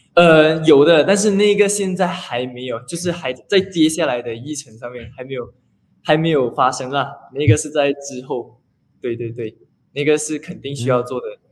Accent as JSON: {"language": "Chinese", "town": "Banting", "region": "Selangor", "country": "Malaysia", "said": "我是， 呃， 本地人"}